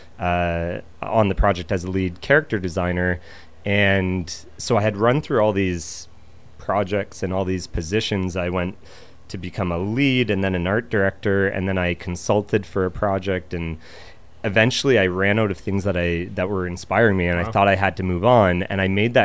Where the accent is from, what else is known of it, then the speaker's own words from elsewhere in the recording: Ontario, Canada; moved away as an adult; I'm from Ontario